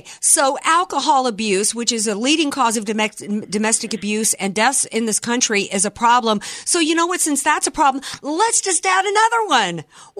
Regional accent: the South, United States; I'm from the South.

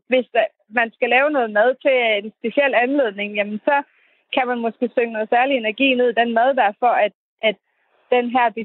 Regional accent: Terndrup, North Denmark Region, Denmark; jeg kommer fra Tørndrup, som er 20 minutters kørsel fra Skørping

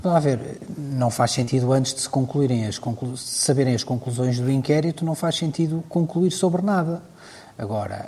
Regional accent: Portugal; enquanto português e enquanto Presidente de Câmara

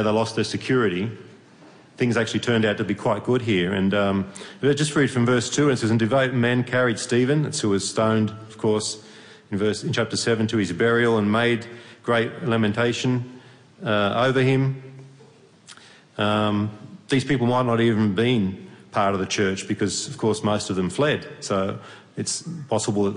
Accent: Australia; moved away as an adult; now in Hungary; I'm from Australia originally

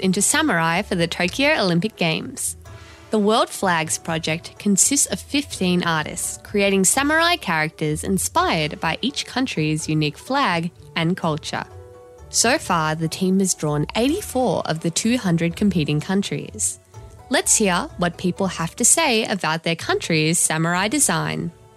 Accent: Vietnam; I'm Vietnamese

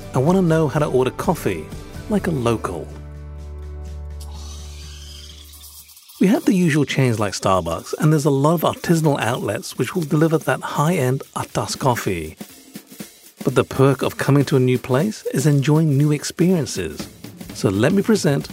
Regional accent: Hong Kong; now in Singapore; I grew up in Hong Kong, so some of my pronunciations are a little bit off

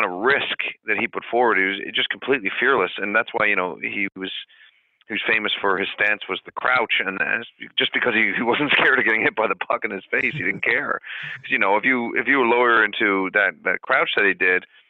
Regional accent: Canada; I'm from Canada

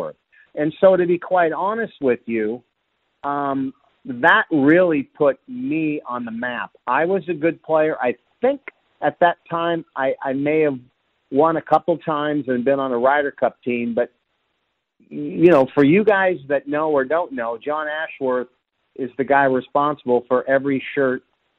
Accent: Seattle, Washington, United States; I grew up in Seattle

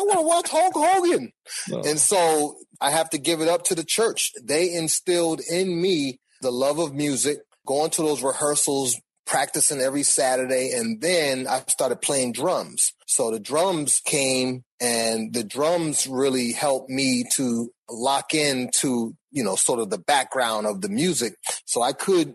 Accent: Boston, Massachusetts, United States; I grew up in Boston.

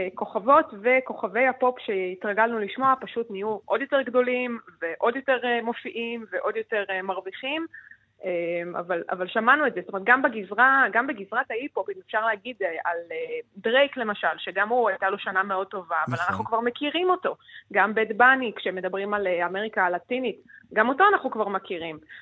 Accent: Israel; אצלנו בישראל

